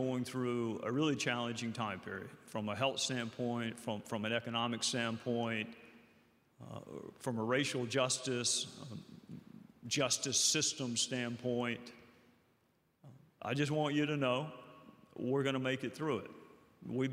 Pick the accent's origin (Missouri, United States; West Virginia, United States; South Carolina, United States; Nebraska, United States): South Carolina, United States; my home state of South Carolina